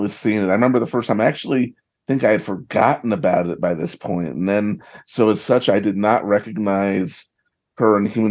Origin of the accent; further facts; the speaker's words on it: New York City, New York, United States; I'm from New York